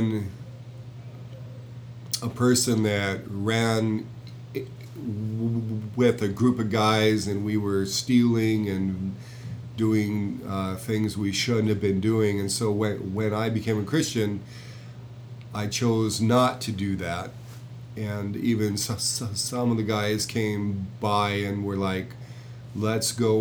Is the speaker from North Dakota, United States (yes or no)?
yes; Jamestown, North Dakota, United States; I was born in Jamestown, North Dakota, and I was born there because mother was a patient in a psychiatric institution